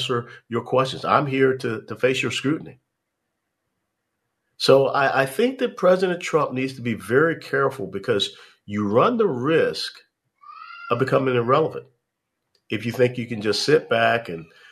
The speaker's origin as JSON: {"language": "English", "town": "Atlanta", "region": "Georgia", "country": "United States", "tie": "born or raised there", "also_born_or_lived": "Knoxville, Tennessee", "said": "Georgia State University, which is located in my hometown of Atlanta, Georgia"}